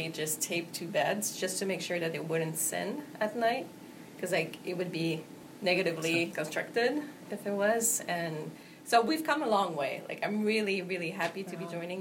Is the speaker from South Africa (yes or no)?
no; Montreal, Quebec, Canada; I'm from Montreal, but my parents are from Guatemala